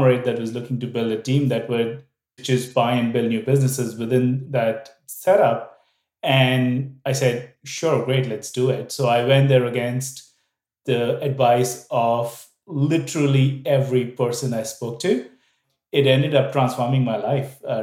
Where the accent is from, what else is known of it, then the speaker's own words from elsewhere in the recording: India; moved away as an adult; also born or lived in Vietnam; I am from India. I grew up there, did all of my education there